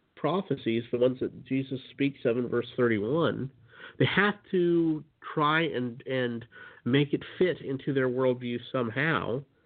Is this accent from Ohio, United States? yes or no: no; Utah, United States; I grew up in Utah, which is uh, you know the land of uh, Mormon country